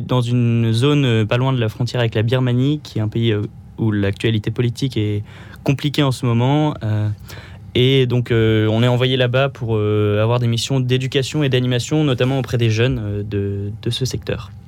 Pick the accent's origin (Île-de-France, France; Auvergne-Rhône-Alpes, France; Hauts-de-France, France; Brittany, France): Hauts-de-France, France; Pas-de-Calais; moved away as an adult; now in Paris, France; je viens du Pas-de-Calais